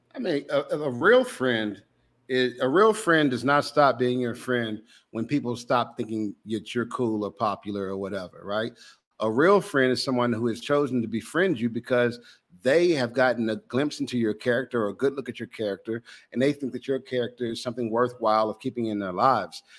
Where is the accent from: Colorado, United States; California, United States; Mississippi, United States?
Mississippi, United States; Jackson; I grew up in Jackson, Mississippi